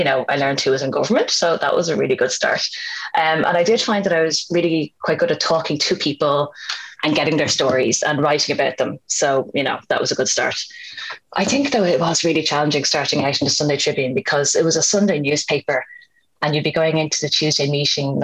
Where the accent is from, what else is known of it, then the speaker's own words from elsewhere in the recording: Dublin, Leinster, Ireland; I grew up in Finglas in Dublin, and it was a house full of books.